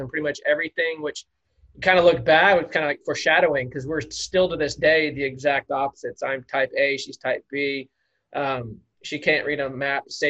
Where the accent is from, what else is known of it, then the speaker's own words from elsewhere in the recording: El Paso, Texas, United States; moved away as an adult; also born or lived in Dallas, Texas; now in Waco, United States; I'm originally from El Paso, and that's where Bobby and I got connected. We went to high school